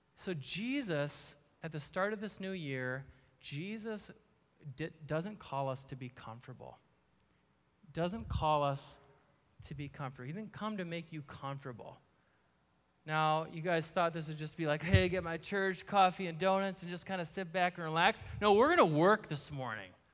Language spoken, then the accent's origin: English; Marshfield, Wisconsin, United States; now in Eau Claire, United States; I grew up in Marshfield, Wisconsin